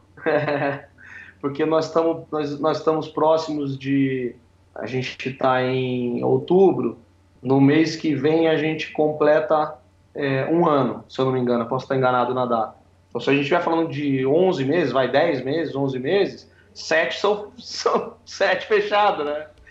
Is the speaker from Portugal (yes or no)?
no; Piracicaba, São Paulo, Brazil; moved away; Eu saí lá de Piracicaba